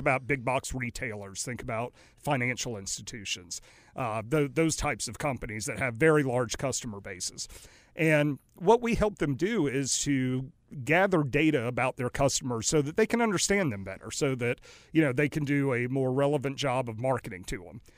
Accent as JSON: {"language": "English", "town": "Raleigh", "region": "North Carolina", "country": "United States", "tie": "born or raised there", "also_born_or_lived": "New Orleans / Greenville, North Carolina / Greensboro", "lives_now": "Mooresville, United States", "said": "grew up for the most part and went to school in Raleigh, Durham"}